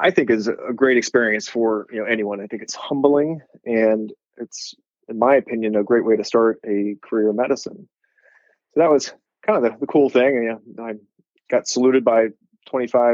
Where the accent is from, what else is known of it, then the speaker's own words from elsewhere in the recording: Columbus, Ohio, United States; moved away as an adult; also born or lived in Pacific Northwest; growing up in Columbus, going to undergrad in Ohio, going to med school in Ohio